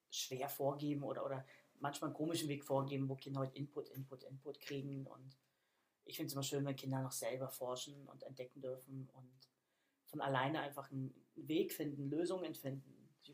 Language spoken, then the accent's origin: German; Hamburg, Germany; also born or lived in Berlin / Bavaria; Ich sag mal, ich komme eigentlich aus Hamburg, was nicht ganz stimmt, weil ich